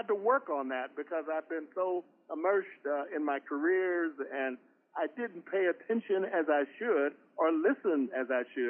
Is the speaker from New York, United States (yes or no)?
no; Kansas City, Kansas, United States; moved away as an adult; also born or lived in Washington; Yes, I grew up in Kansas City, Kansas, in an all-black neighborhood. Graduated from the only black high school in the state of Kansas, Sumner High School.